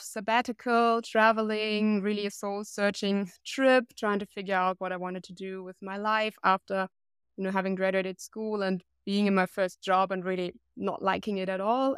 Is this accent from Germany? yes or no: yes; Germany; based here in my hometown